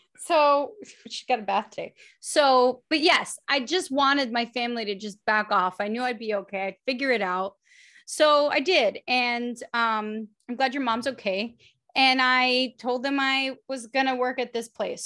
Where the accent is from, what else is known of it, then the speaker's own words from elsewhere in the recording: New York City, New York, United States; moved away as an adult; also born or lived in London / Los Angeles; I'm from The Bronx. I went to public school in The Bronx